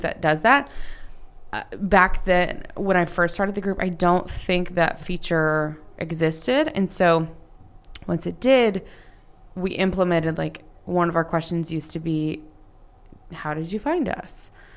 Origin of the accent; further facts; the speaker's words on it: Dallas, Texas, United States; in the North Dallas area